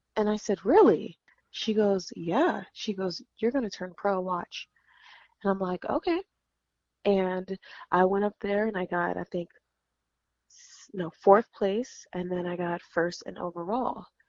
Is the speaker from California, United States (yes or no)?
yes; California, United States; I am from California